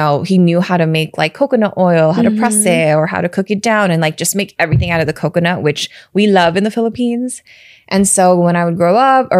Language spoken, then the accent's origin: English; United States; also born or lived in Chicago / San Francisco Bay Area / Los Angeles; I grew up in America and I live here